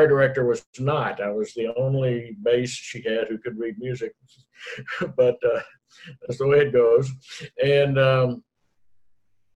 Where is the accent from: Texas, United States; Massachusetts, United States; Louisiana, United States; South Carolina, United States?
Texas, United States; Killeen; also born or lived in Dallas, Texas; I was in my hometown of Killeen, Texas, near Fort Hood